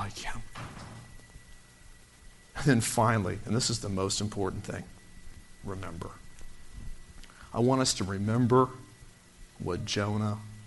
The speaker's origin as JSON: {"language": "English", "town": "Orlando", "region": "Florida", "country": "United States", "tie": "born or raised there", "said": "I was brought up in Orlando before Disney"}